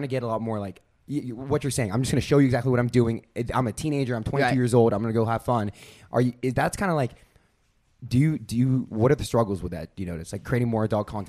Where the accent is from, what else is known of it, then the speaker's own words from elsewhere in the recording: Seattle, Washington, United States; we're from Seattle.